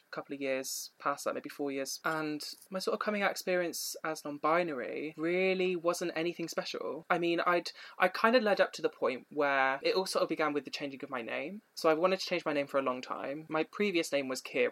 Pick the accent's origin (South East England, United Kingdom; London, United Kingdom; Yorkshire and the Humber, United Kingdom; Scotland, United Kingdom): South East England, United Kingdom; Oxfordshire; I grew up mostly in Oxfordshire for 6 years.